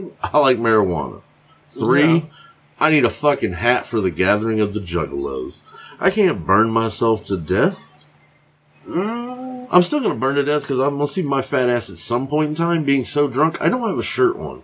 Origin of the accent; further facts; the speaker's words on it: Georgia, United States; now in Alabama, United States; I'm from Georgia